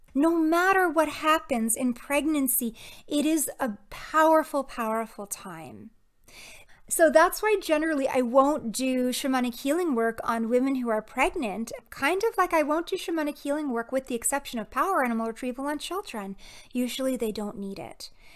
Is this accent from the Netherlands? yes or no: no; Toronto, Ontario, Canada; moved away; my time spent at Anishinaabe Health Toronto, um, it's an Indigenous community back in my hometown.